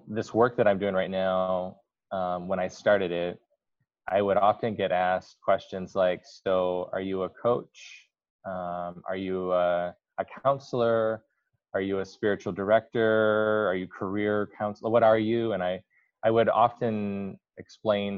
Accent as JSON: {"language": "English", "town": "Kalamazoo", "region": "Michigan", "country": "United States", "tie": "born or raised there", "said": "I grew up in West Michigan, Kalamazoo"}